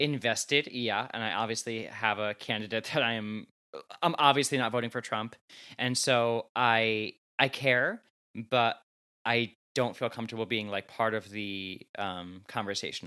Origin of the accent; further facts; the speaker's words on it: New Jersey, United States; I'm from New Jersey, like 20 minutes outside of New York City, loud and proud